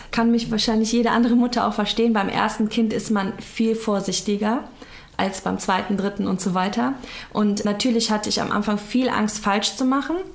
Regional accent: Cologne, North Rhine-Westphalia, Germany; now in Leverkusen, Germany; ich bin 31 Jahre alt, in Köln geboren, in Köln aufgewachsen, zwangsweise nach Leverkusen gezogen

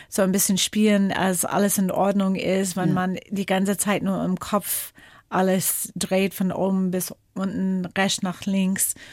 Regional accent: Washington, United States; German is a second language; Geprägt haben mich meine Jugend in den Bergen rund um Seattle

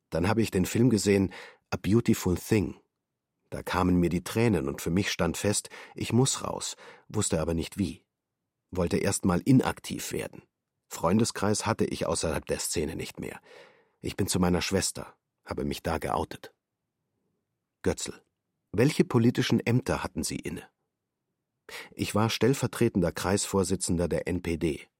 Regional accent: Jena, Thuringia, Germany; also born or lived in New Delhi / Belgrade; Ich bin 1980 in Neu-Delhi geboren, bin in den ersten Monaten nach Deutschland gekommen, weil meine Mutter eine Wochenbettpsychose hatte. Mit vier Jahren war ich in Belgrad, dann wieder zurück in Deutschland, in Jena Realschule.

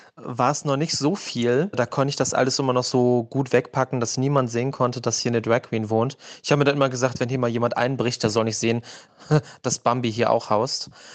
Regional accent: Germany; ich komme aus der DDR

